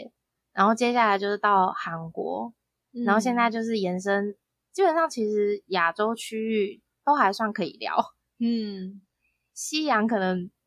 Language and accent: Chinese; Japan; born there; 哎，因为我以前是日本出生，日本名面出生，所以我们是第一个音一下，偶像可能都还没出来，第一个音一下就要立刻站起来，